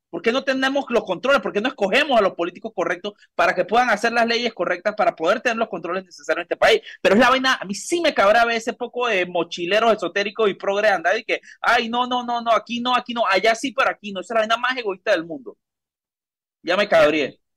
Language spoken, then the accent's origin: Spanish; Panama; nosotros como panameños